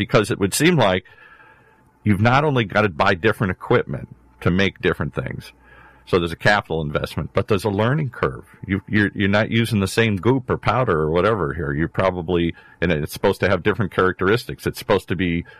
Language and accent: English; Michigan, United States; moved away; I'm originally from Michigan